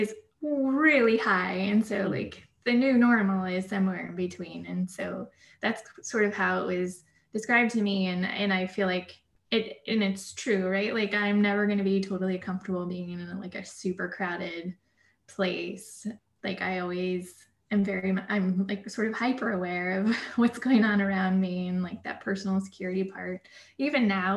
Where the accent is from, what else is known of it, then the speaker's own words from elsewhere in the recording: Seattle area, Washington, United States; moved away as an adult; help my hometown, because I moved back where I grew up